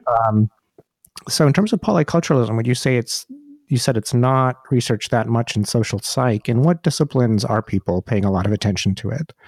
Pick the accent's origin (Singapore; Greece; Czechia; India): India; I'm from India